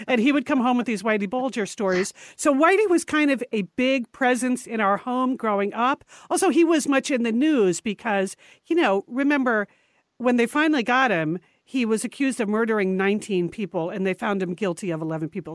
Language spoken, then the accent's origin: English; New England, United States; We grew up in New England, and our father, Massachusetts-born